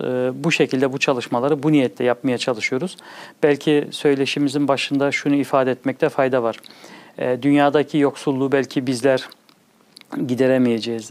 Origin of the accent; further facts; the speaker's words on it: Bonn, North Rhine-Westphalia, Germany; also born or lived in Çankırı (parents' hometown); 1974 Almanya Bonn şehri doğma büyüme hali hazırda ikameti Bonn şehrinde olan